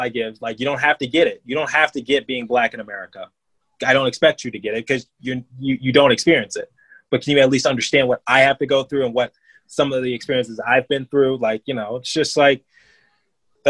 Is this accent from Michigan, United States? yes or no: yes; Detroit, Michigan, United States; now in Philadelphia, United States; I grew up in Detroit just fine